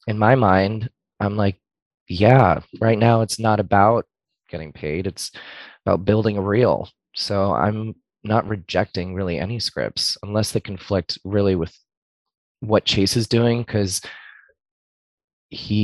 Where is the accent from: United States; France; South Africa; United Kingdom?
United States; West Palm Beach, Florida; moved away as an adult; now in Orlando, United States; I was raised in West Palm